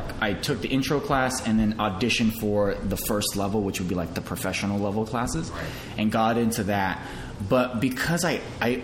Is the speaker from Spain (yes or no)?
no; San Diego, California, United States; now in Los Angeles, United States; I grew up in San Diego